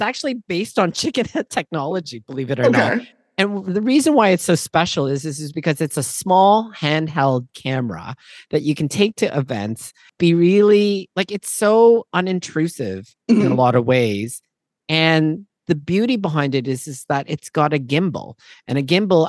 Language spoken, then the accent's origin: English; Toronto, Ontario, Canada; also born or lived in Manila, Philippines; born in Manila, Philippines, raised in Toronto, Canada, and schooled all over southwestern Ontario